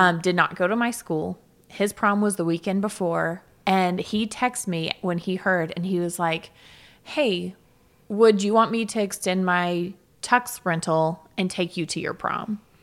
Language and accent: English; the South, United States; I'm from the South